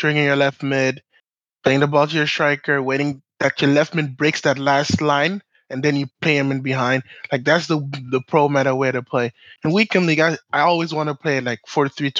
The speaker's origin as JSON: {"language": "English", "town": "Johannesburg", "region": "Gauteng", "country": "South Africa", "tie": "born or raised there", "said": "I grew up in Johannesburg, South Africa. So my entire life, I've basically lived there with my family."}